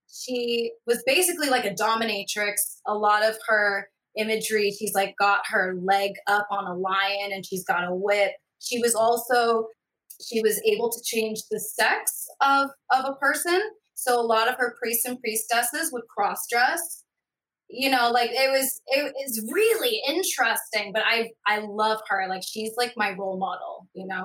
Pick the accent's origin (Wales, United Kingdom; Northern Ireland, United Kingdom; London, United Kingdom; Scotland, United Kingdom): Scotland, United Kingdom; my parents were missionaries, so we grew up in Scotland